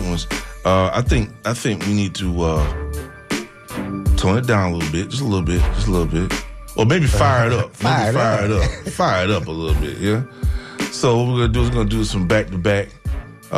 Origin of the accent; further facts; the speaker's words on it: Tallahassee, Florida, United States; I'm from Tallahassee